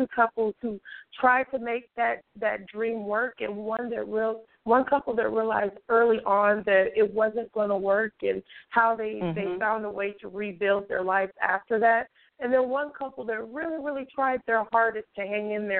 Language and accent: English; San Francisco Bay Area, California, United States; I'm from the Bay Area in California, San Francisco Bay